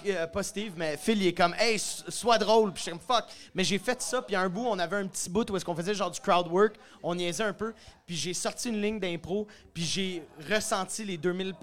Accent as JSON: {"language": "French", "town": "Sainte-Thérèse", "region": "Quebec", "country": "Canada", "moved": "as an adult", "lives_now": "Montreal, Canada", "said": "Je viens, de Sainte-Thérèse, sur la rive nord de Montréal, mais j'habite Montréal depuis une couple d'années"}